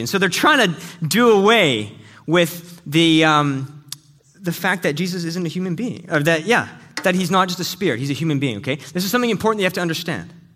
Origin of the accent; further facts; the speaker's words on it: Canada; we're both Canadian